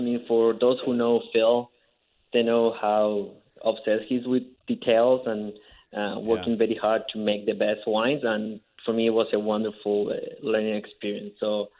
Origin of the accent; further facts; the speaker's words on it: Mendoza, Argentina; English is a second language; moved away as an adult; also born or lived in California; now in Okanagan Valley, Canada; So I'm from Mendoza, Argentina, one country. That's where I got into wine. My family has been making wine for three, four generations.